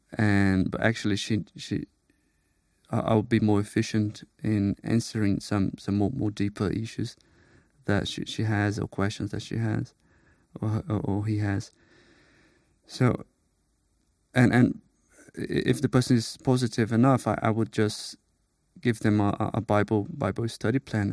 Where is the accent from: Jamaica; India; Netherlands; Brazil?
Brazil; moved away as an adult; now in United Kingdom; I'm from Brazil. I moved to the U K a couple of years ago.